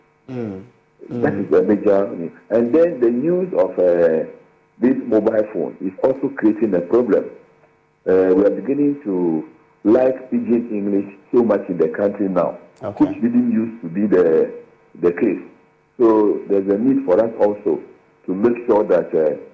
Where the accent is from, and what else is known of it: Ghana